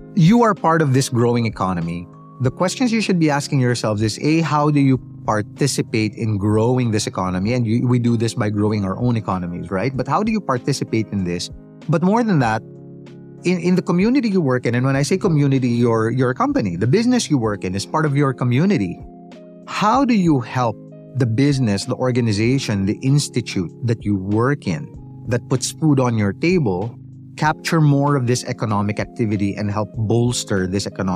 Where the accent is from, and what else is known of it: Philippines